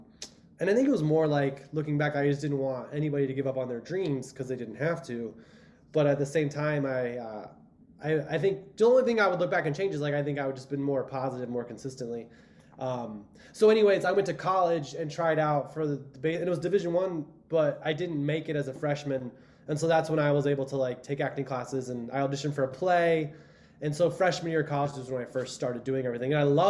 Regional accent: Cleveland, Ohio, United States; born there; I was born in Cleveland.

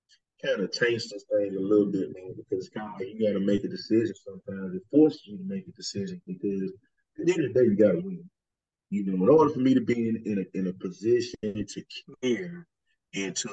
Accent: Alabama, United States; moved away; also born or lived in Georgia; I'm from Alabama

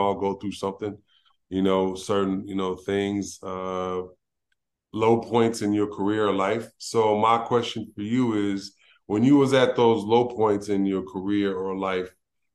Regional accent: Los Angeles, California, United States; also born or lived in Fontana; I grew up in South Central LA where a lot of, you know, things happened

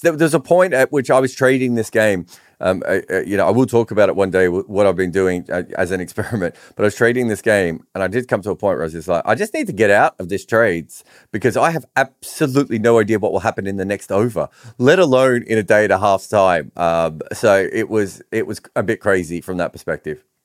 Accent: Australia; I grew up in Australian cricket when they were really good

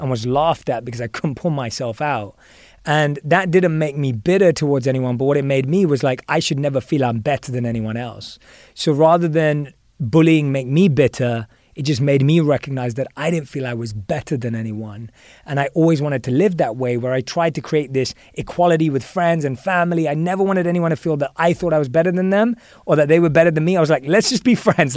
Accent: London, United Kingdom; moved away; I was born and raised in London

